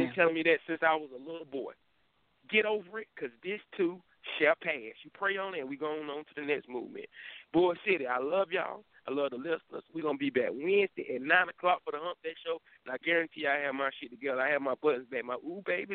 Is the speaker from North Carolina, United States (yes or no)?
yes; Durham, North Carolina, United States; I am from Durham